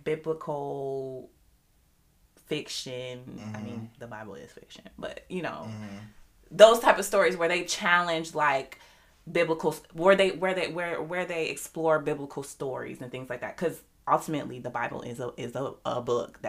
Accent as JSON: {"language": "English", "country": "United States"}